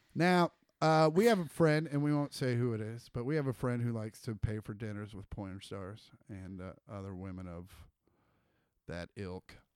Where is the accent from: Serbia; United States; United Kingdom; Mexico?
United States; Kansas; we're from Kansas